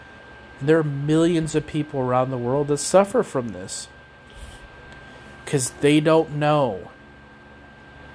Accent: Knoxville, Iowa, United States; I'm from Knoxville, Iowa.

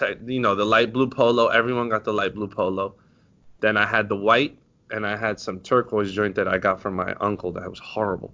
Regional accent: Westchester, New York, United States; now in Harlem, United States; I'm from Westchester, but I live in Harlem

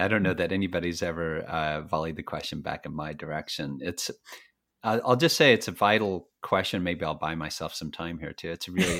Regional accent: Fort Worth, Texas, United States; now in Catskill Mountains, United States; I grew up in Texas. I live in New York, just north of New York City now in the Catskill Mountains. But I grew up in Texas, in Fort Worth.

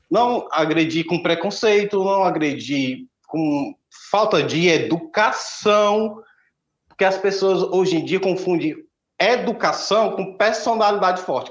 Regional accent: Aracati, Ceará, Brazil; o carnaval de Aracati, que é minha cidade natal, é o maior carnaval do estado de Ceará

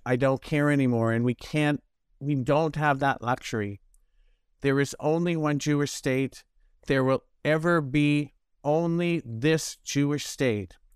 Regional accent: Toronto, Ontario, Canada; I grew up in Toronto

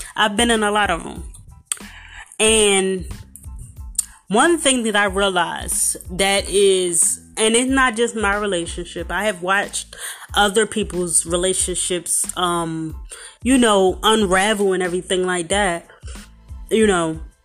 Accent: Philadelphia, Pennsylvania, United States; I'm from Philadelphia

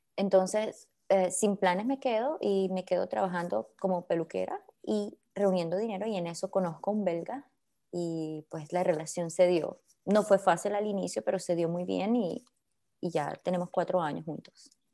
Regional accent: Venezuela; also born or lived in Colombia; now in Belgium; una persona que creció en Venezuela con raíces colombianas

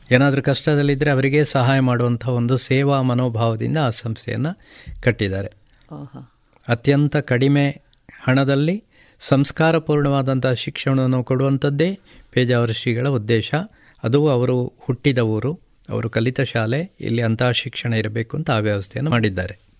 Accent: Ramakunja, Karnataka, India; ನಾನು ಕೂಡ ಅದರಲ್ಲೇ ಕಲ್ತದ್ದು

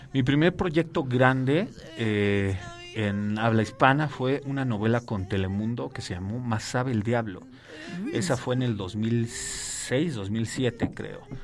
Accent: Mexico City, Mexico; also born or lived in Torreón, Coahuila; Mis papás me trajeron a los cinco años. La verdad es que soy prácticamente chilango. O sea, soy, soy de, soy de acá, soy de CDMX.

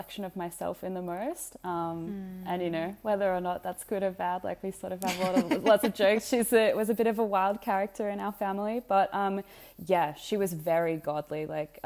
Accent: Australia; I was raised in Australia as an Australian, so my mother's Australian and my father's Egyptian

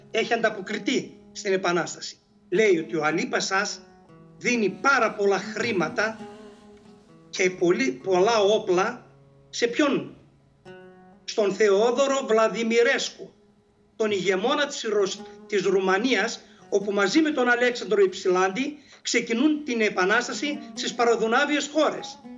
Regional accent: Greece; Απλώς εμείς ως Έλληνες εκμεταλλευτήκαμε αυτή την αντίθεση

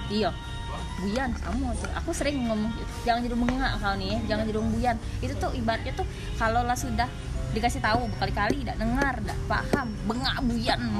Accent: Palembang, South Sumatra, Indonesia; aku pakai bahasa Palembang karena lahir besar di sini

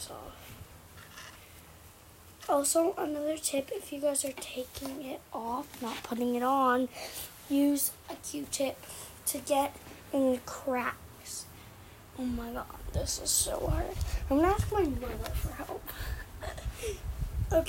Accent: Canada; I'm Canadian. I live in Canada.

